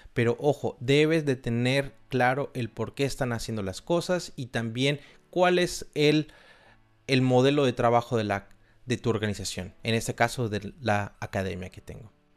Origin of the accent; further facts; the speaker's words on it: Xalapa, Veracruz, Mexico; moved away as an adult; also born or lived in Argentina / Vienna, Austria; No nací en una gran urbe, en realidad nací en una ciudad muy cultural pero bastante pequeña llamada Jalapa